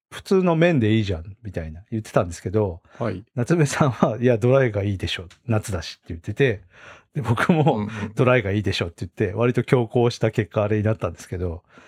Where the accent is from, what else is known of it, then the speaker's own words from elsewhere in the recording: Hokkaido, Japan; now in Tokyo, Japan; 僕北海道出身なんで